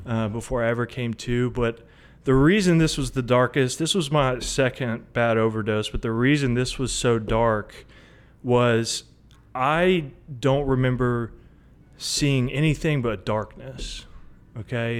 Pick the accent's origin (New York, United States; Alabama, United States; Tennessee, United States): Tennessee, United States; Hendersonville; I'm from Sumner County, Hendersonville, Tennessee. Um, grew up here, went to high school here